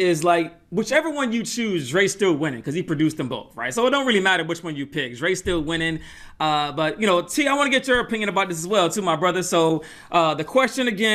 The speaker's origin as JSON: {"language": "English", "town": "Atlanta", "region": "Georgia", "country": "United States", "tie": "born or raised there", "said": "I grew up in Atlanta"}